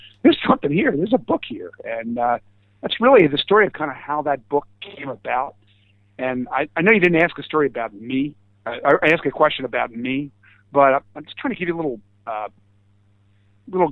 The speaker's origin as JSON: {"language": "English", "town": "Philadelphia", "region": "Pennsylvania", "country": "United States", "said": "I'm a Philadelphian"}